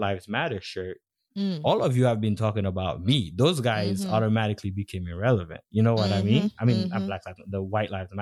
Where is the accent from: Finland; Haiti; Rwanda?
Haiti; moved away; growing up in Haiti, being in like an all black environment country